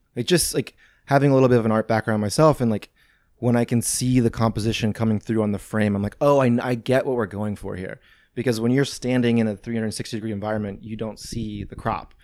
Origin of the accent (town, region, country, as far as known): St. Louis, Missouri, United States; born or raised there; also born or lived in Venice, Los Angeles; now in Los Angeles, United States